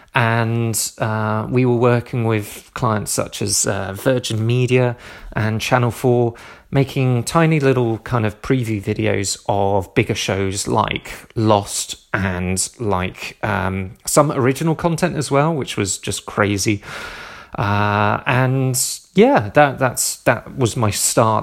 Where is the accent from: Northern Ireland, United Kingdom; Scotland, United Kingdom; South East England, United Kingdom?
South East England, United Kingdom; Southampton; moved away; moved down to Southampton, um, my hometown